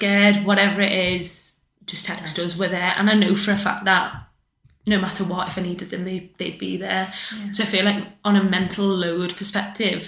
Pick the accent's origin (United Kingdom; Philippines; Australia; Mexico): United Kingdom; Crosby, North West England; also born or lived in West Derby; I am originally from Crosby, so all my family and my kind of friendship group are Crosby, Formby, Southport.